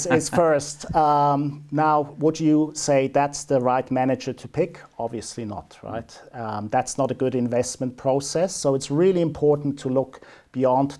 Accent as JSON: {"language": "English", "country": "Switzerland", "tie": "born or raised there", "moved": "as an adult", "lives_now": "New Zealand", "said": "born and bred in Switzerland, but have been here in New Zealand for coming up 15 years now."}